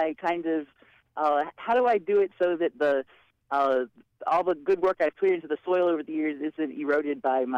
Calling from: State College, Pennsylvania, United States; Very good. I'm calling from State College.

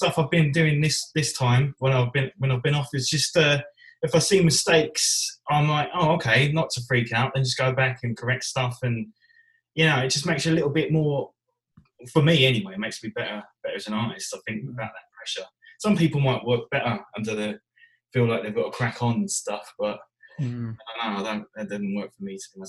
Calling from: East of England, United Kingdom; I'm from Essex.

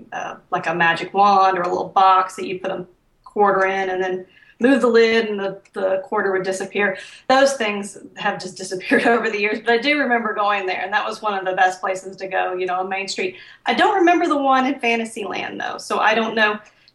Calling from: south of Houston, Lake City, Texas, United States; I'm calling from south of Houston.

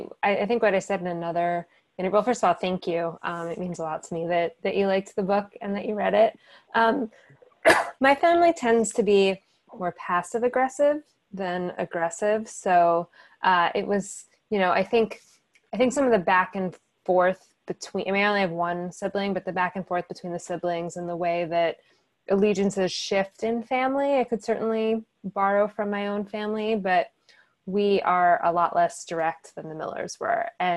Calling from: Silver Lake, California, United States; So I am reaching you from Silver Lake, not Los Angeles, not too far from Skylight.

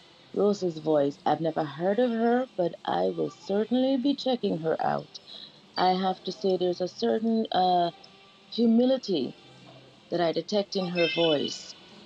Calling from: Canada; I am in Canada at the moment

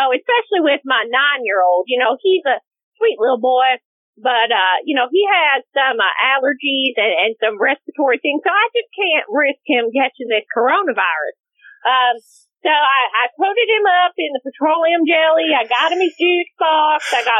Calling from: Plano, Texas, United States; I'm calling from Plano, Texas.

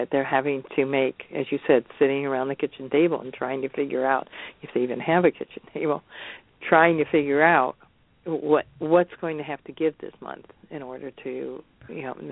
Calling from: Seattle, Washington, United States; I'm talking from Seattle.

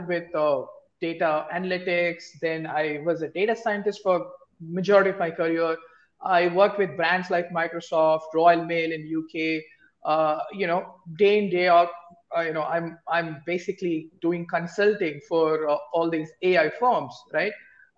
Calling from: Bangalore, Karnataka, India; I am dialing in from the cold weather of Bangalore. It's about 10 a.m. now.

